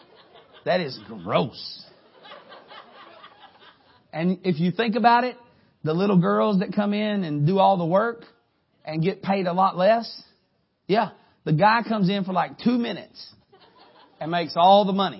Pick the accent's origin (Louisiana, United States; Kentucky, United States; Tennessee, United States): Kentucky, United States; Harlan; I'm from Harlan, Kentucky